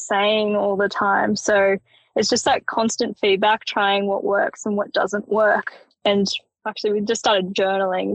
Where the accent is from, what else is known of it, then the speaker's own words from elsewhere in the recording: Perisher, New South Wales, Australia; I grew up skiing in Perisher. So both my parents worked for the ski resort. That allowed me and my siblings to grow up skiing